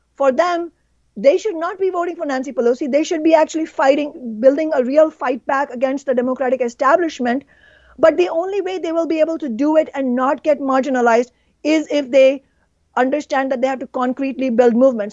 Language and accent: English; India; now in Seattle, United States; my home country, India